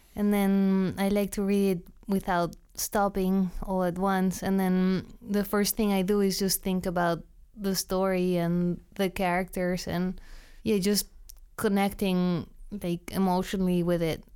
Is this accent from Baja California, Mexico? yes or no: no; Mexico City, Mexico; moved away as an adult; also born or lived in London, United Kingdom; now in United States; I'm from Mexico City.